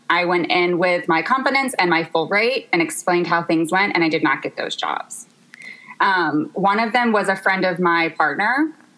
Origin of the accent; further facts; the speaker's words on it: Memphis, Tennessee, United States; moved away as an adult; now in Los Angeles, United States; I'm from Memphis, Tennessee, and I actually have lived in Los Angeles for four years.